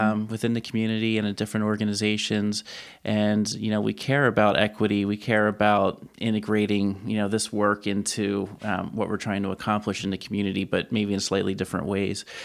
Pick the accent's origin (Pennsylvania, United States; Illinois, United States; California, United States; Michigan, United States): Pennsylvania, United States; Lancaster County; a straight white male who was born and raised in Lancaster County